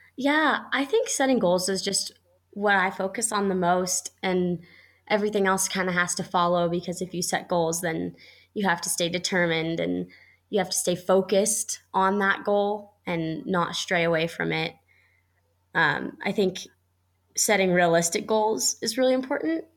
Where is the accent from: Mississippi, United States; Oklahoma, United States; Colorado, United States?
Colorado, United States; the Lions Kids Kayak Club here in my hometown